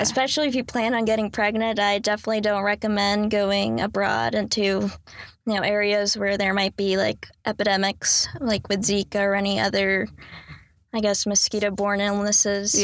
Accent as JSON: {"language": "English", "town": "Raleigh", "region": "North Carolina", "country": "United States", "tie": "born or raised there", "said": "I was born and raised in Raleigh, North Carolina."}